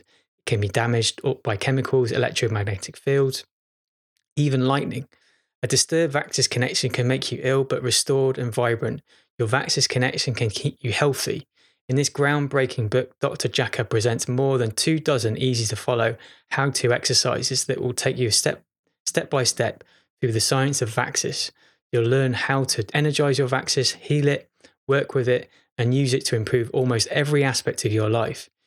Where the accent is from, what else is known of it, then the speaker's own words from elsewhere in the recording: Chester, North West England, United Kingdom; moved away; I was born in Chester. This is strangely where I'm at the moment. This is my childhood home